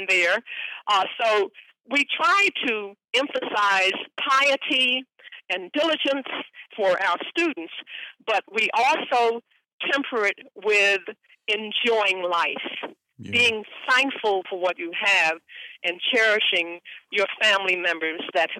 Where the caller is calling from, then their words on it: Virginia, United States; as a Virginia Indian woman, I'm calling in from Atan-Akamik.